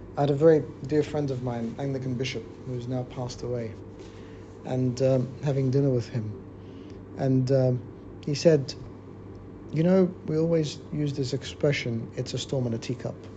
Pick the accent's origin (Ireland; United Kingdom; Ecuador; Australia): Australia; I grew up in Australia